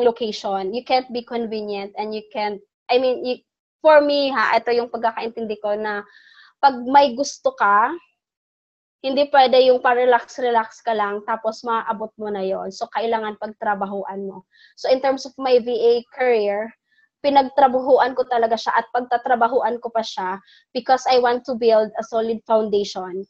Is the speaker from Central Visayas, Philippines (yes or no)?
yes; Bohol, Central Visayas, Philippines; since taga Bohol ako, yan yung aming ano, Chocolate Hills. I live near that place.